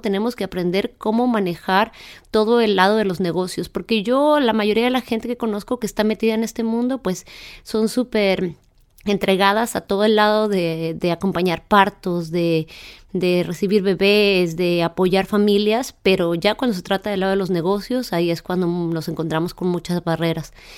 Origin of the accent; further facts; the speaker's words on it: Chihuahua, Mexico; moved away; yo soy originaria de Chihuahua